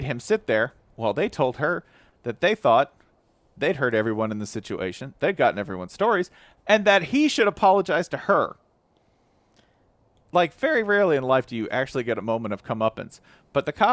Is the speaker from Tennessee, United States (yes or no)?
yes; Tennessee, United States; I'm from Tennessee